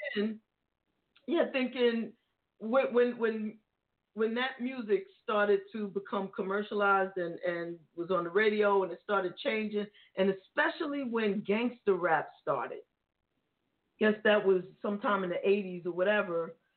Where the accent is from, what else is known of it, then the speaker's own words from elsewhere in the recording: New York City, New York, United States; I'm from the Bronx